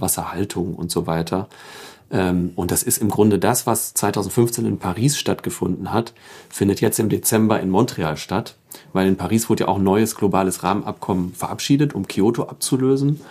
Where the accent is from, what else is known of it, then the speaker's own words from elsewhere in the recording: Emsdetten, North Rhine-Westphalia, Germany; also born or lived in Karlsruhe; Da bin ich auch aufgewachsen in Emstetten